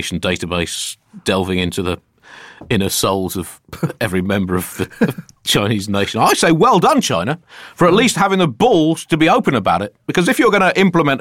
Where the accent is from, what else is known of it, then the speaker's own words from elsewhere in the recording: United Kingdom; we're British